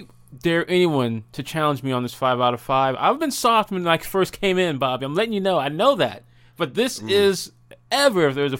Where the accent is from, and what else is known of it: Madison, Tennessee, United States